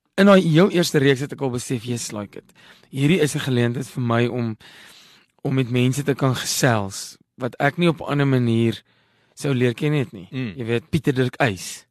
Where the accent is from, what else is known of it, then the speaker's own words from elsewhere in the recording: Parys, Free State, South Africa; moved away; also born or lived in London, United Kingdom; ek het in Parys groot geword, die dorpie nie ver nie